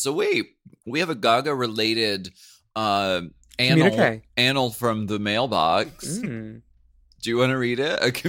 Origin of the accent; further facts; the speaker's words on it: Erie, Pennsylvania, United States; something I remember from growing up in Pennsylvania, winters are rough. Okay, in Erie.